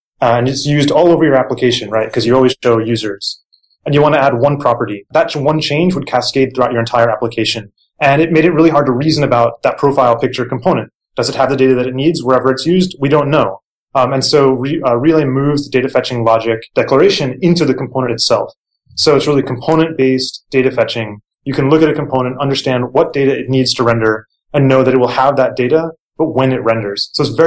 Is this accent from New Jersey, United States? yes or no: yes; New Jersey, United States; moved away; also born or lived in New York / Japan; I grew up in Jersey, went to NYU, lived in Japan for a while